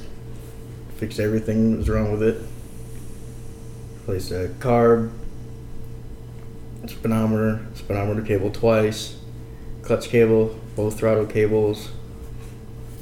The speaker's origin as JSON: {"language": "English", "region": "Southeast Missouri", "country": "United States", "said": "Southeast Missouri"}